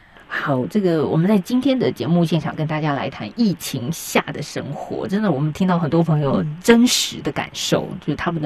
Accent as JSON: {"language": "Chinese", "country": "Taiwan", "said": "在台湾我们倒不用"}